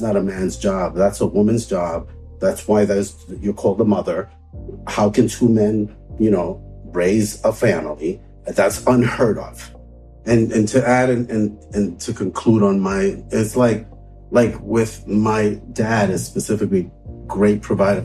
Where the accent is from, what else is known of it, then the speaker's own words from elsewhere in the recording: New York City, New York, United States; I grew up in Brooklyn, like Bed-Stuy